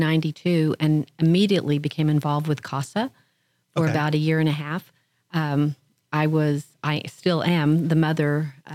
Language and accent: English; Oklahoma, United States; moved away as an adult; now in The Woodlands, United States; I'm originally from Oklahoma.